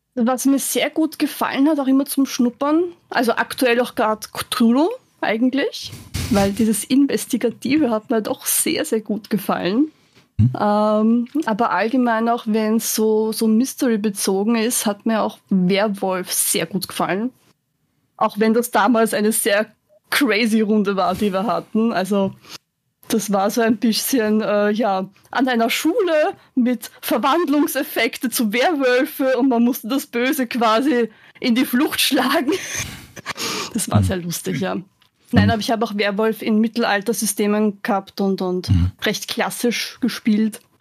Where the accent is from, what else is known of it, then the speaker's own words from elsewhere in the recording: Vienna, Austria; now in Lower Austria, Austria; bin ursprünglich aus Wien, bin dann aber nach Niederösterreich zugezogen